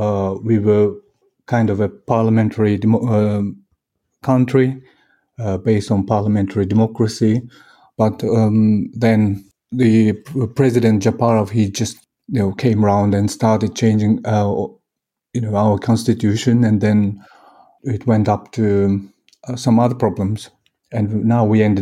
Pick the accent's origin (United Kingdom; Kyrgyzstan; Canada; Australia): Kyrgyzstan; English is a second language; Yes, well, this is the least problem that we needed to, you know, to be solved at the moment.